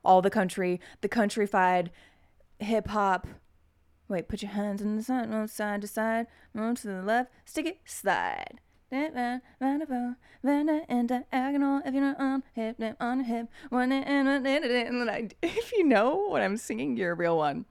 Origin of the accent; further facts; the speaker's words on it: Oklahoma, United States; I'm from Oklahoma